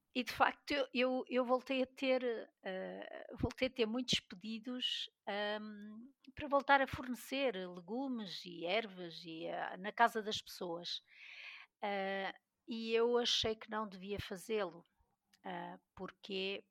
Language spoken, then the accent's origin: Portuguese; Peso da Régua, Norte, Portugal; now in Vila Real, Portugal; sou do Douro, da Régua, mas vivo em Vila Real